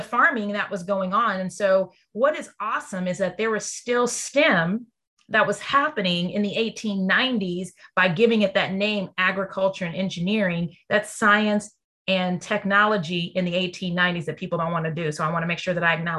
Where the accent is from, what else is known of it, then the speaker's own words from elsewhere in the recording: Texas, United States; I'm from Texas